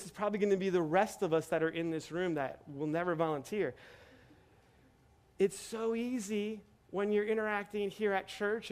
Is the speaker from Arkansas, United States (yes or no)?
no; Metairie, Louisiana, United States; moved away as an adult; also born or lived in Kenner / New Orleans / San Diego; I was born and raised here in Metairie